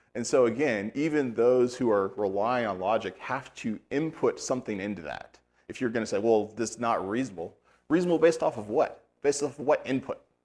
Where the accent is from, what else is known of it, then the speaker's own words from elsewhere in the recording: United States; As an American